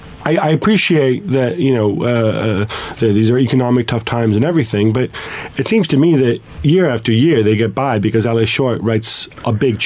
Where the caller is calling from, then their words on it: London, United Kingdom; But I'm doing this from London here.